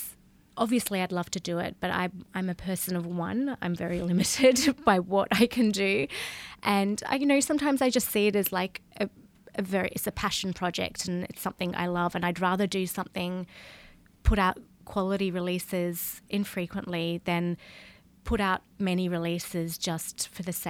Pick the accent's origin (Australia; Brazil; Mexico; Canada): Australia; Tasmania; moved away as an adult; also born or lived in Perth, Australia; now in Barcelona, Spain; I grew up in Tasmania, which is an island